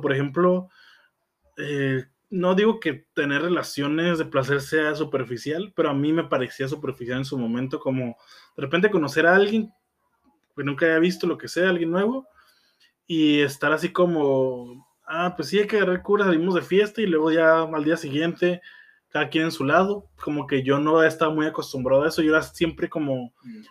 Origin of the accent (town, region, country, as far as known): Tijuana, Baja California, Mexico; born or raised there